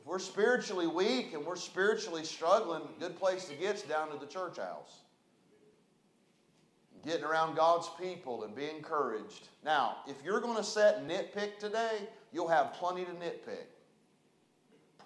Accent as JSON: {"language": "English", "region": "West Virginia", "country": "United States", "moved": "yes", "lives_now": "Chattanooga, United States", "said": "I'm from West Virginia"}